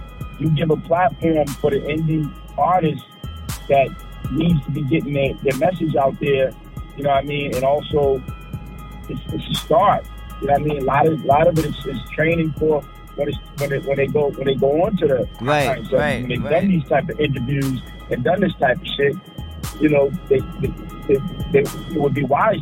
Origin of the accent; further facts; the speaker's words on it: Boston, Massachusetts, United States; now in Atlanta, United States; I live in ATL, but I'm from Boston